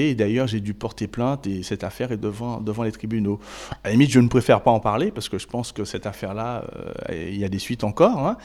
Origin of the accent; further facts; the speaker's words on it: Île-de-France, France; Et je viens de la Seine-Saint-Denis.